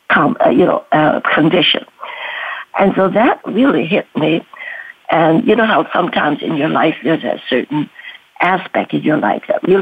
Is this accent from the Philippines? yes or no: no; China; born there; because everybody in my family, nine siblings, were born in Canada, but I refused to be born in Canada. I had to be born in China.